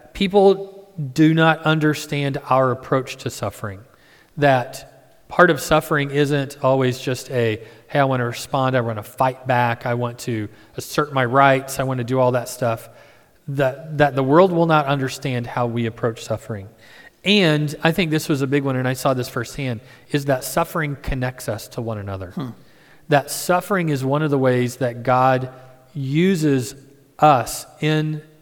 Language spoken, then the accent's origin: English; Midwest, United States; I'm from the Midwest